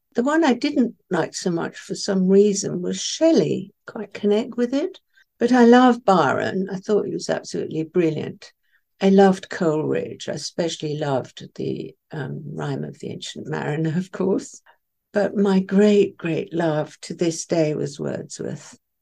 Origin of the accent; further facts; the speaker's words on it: Isle of Wight, South East England, United Kingdom; first language Farsi; English is a second language; I was sent to the Isle of Wight when I was six